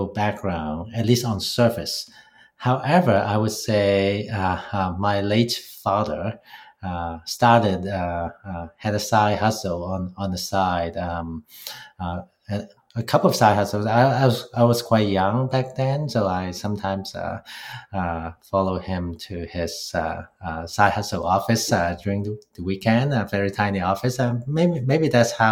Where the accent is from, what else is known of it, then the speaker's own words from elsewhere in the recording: Hong Kong; moved away as an adult; now in Toronto, Canada; I grew up in Hong Kong